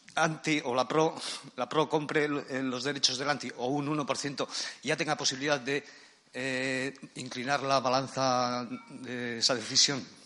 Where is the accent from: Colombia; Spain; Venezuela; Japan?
Spain; San Sebastián, Basque Country; soy de Donosti